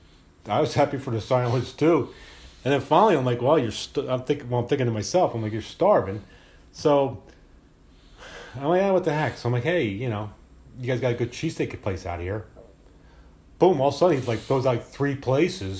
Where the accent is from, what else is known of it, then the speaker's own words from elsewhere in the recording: Philadelphia, Pennsylvania, United States; we're all from Philly